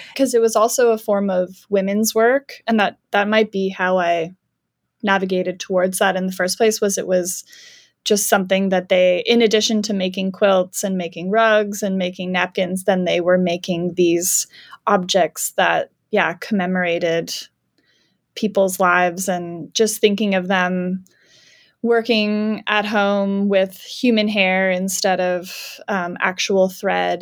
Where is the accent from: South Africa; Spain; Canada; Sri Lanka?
Canada; moved away as an adult; also born or lived in Georgia, United States / Alabama, United States; now in United States; I'm from Canada